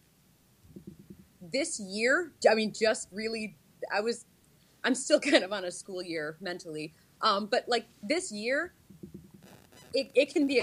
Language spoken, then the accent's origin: English; Syracuse, New York, United States; also born or lived in Pennsylvania; now in Watertown, United States; I'm from Syracuse. So when I was growing up, I understood that my region was central New York